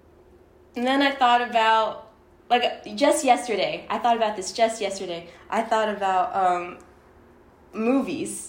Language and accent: English; Toronto, Ontario, Canada; moved away as an adult; also born or lived in Michigan; I was brought up in it, so I'm originally from Toronto